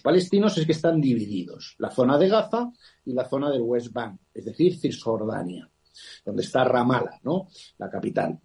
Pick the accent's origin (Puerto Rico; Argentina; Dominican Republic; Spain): Spain; nosotros somos españoles